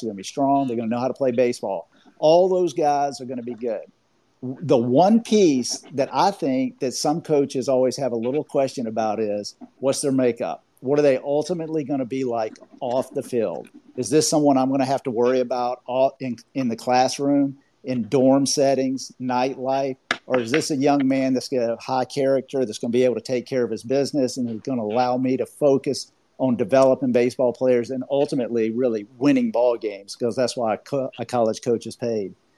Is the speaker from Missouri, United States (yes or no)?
no; Georgia, United States; accent: Southern; I have a little bit of a Southern accent. I'm from Georgia